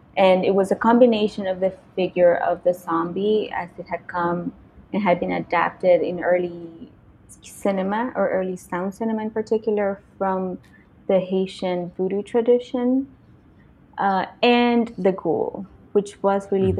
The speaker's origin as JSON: {"language": "English", "country": "Nicaragua", "tie": "born or raised there", "moved": "yes", "said": "my experience growing up in Nicaragua"}